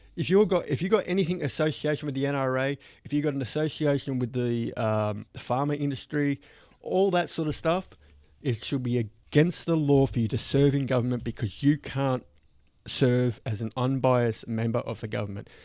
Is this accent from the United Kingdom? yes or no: no; Australia; growing up in Australia